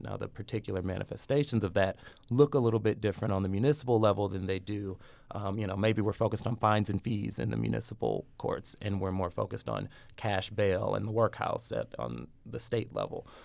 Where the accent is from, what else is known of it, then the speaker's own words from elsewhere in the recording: St. Louis, Missouri, United States; moved away as an adult; my hometown